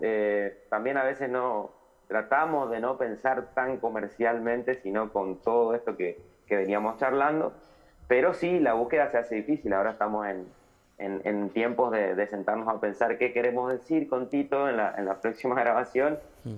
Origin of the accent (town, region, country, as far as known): Litoral, Argentina